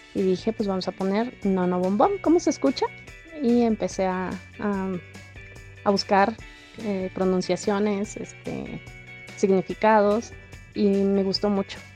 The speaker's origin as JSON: {"language": "Spanish", "country": "Mexico", "said": "muchas de las familias mexicanas hemos, hemos pasado alguna vez"}